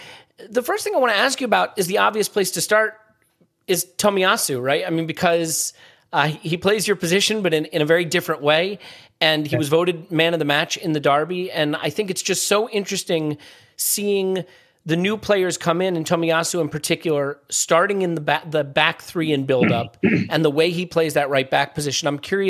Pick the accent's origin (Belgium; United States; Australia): United States; as an American